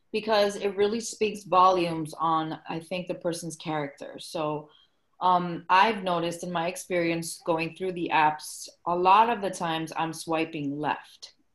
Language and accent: English; Miami, Florida, United States; also born or lived in Peru; I was brought here by my parents when I was three months old. So basically, I lived in Florida all my life, and specifically Miami. So I am Miami raised.